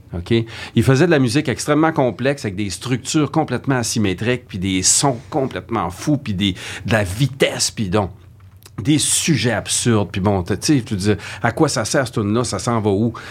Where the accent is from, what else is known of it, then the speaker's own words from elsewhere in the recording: Saguenay, Quebec, Canada; moved away as an adult; now in Montreal, Canada; quand je suis arrivé à Montréal, je venais du Saguenay